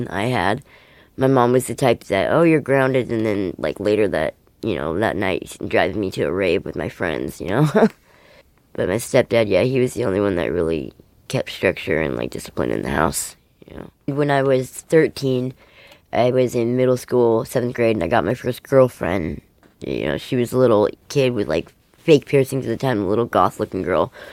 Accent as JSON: {"language": "English", "town": "Everett", "region": "Washington", "country": "United States", "tie": "born or raised there", "said": "I was born in Everett"}